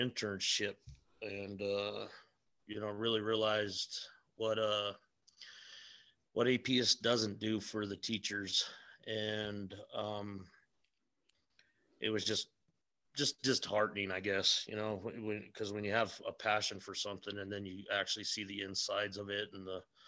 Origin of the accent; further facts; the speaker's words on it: Albuquerque, New Mexico, United States; Born and raised here in New Mexico, right here in Albuquerque. I grew up in the South Valley of Albuquerque